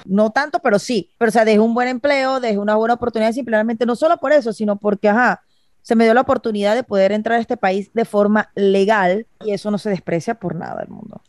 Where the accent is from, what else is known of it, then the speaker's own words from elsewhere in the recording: Venezuela; moved away as an adult; ya salí de mi país, ya salí de mi terruño